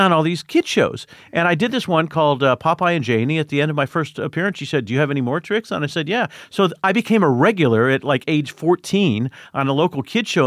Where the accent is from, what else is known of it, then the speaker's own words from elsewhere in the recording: Indiana, United States; I grew up in Indiana.